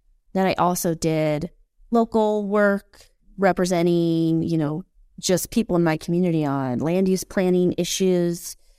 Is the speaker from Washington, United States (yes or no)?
yes; Ashford, Washington, United States; moved away as an adult; also born or lived in Oregon / Alaska / Utah / Cooke City, Montana; now in Livingston, United States; I grew up in Park Service housing. Okay. Closest town was Ashford, Washington.